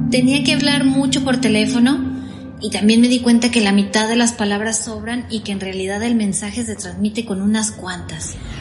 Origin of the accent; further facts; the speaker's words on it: Mexico; accent: latino; first language Spanish; moved away as an adult; Yo era la única mexicana en una empresa de ciento y tantas personas